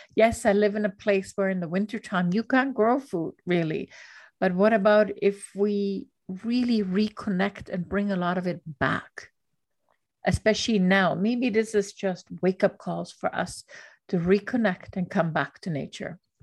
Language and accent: English; Austria; moved away; I grew up in Austria